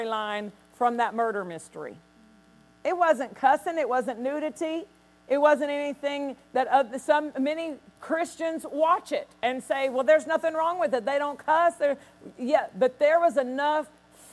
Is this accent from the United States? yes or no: yes; Nashville, Tennessee, United States; I was raised in Nashville